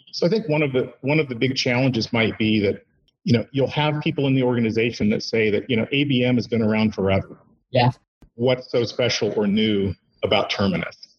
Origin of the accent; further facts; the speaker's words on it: Indiana, United States; moved away as an adult; also born or lived in Bay Area, California; came back to my uh, my my home state, Indiana.